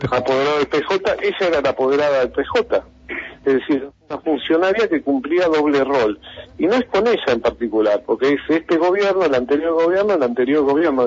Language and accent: Spanish; Argentina